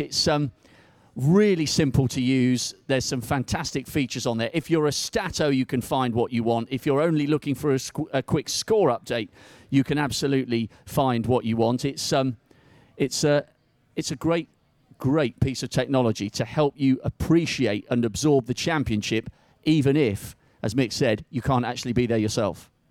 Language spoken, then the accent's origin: English; United Kingdom; we're British